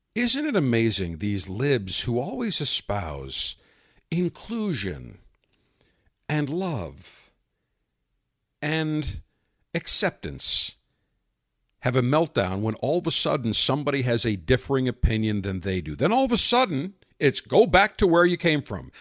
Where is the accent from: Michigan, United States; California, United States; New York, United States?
New York, United States; Buffalo; I grew up in Buffalo, big Sabres fan, had an ice rink in my backyard